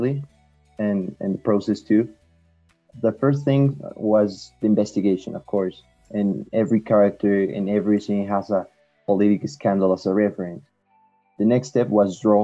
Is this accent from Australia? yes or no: no; Guadalajara, Jalisco, Mexico; English is a second language; I'm from Mexico, in Guadalajara, Jalisco